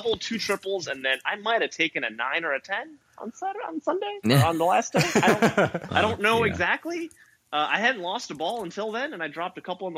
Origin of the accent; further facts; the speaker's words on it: California, United States; It's humid. I'm from California.